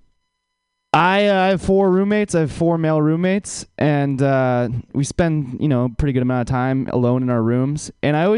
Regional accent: Bay Area, California, United States; I grew up in the Bay Area, but not San Francisco

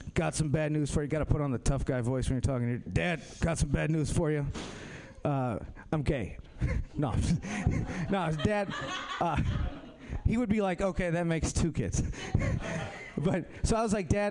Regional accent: Minnesota, United States; moved away; I'm from Minnesota

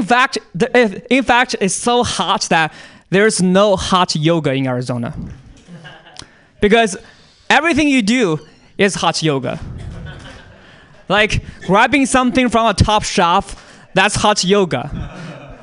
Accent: China; moved away; I'm from China

